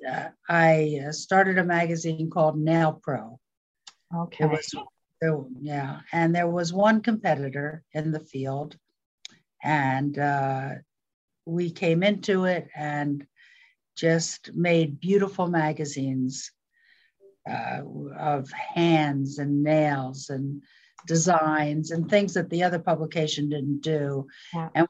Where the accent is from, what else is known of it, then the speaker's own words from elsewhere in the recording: Philadelphia, Pennsylvania, United States; moved away as an adult; also born or lived in California; Philadelphia, and when I was 18, I ran away from home and ran to California.